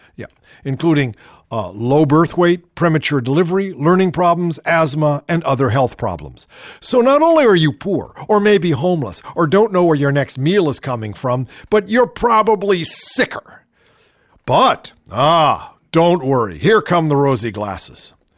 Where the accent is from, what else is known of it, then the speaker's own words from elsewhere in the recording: Shaker Heights, Ohio, United States; moved away as an adult; also born or lived in New Haven, Connecticut / Los Angeles, California; I grew up in Shaker Heights, Ohio